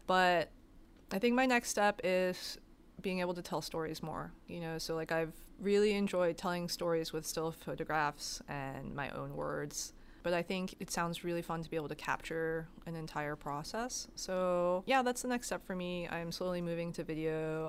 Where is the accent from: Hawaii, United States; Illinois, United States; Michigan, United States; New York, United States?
New York, United States; New York City; growing up in New York City, I think I spent most of my time in Central Park or the bookstore, like Barnes and Noble